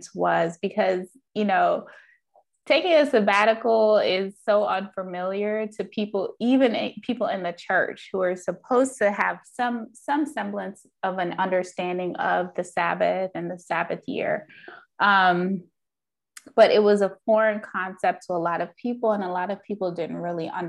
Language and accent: English; Jamaica; I'm Jamaican, and so, you know, the Caribbean culture doesn't really embrace therapy